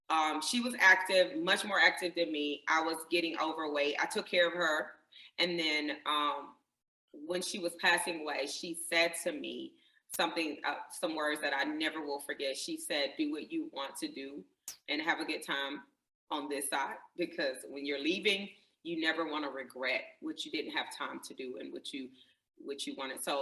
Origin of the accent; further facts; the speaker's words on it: Greenwood, South Carolina, United States; I grew up uh, right here in, in Greenwood, South Carolina, in the South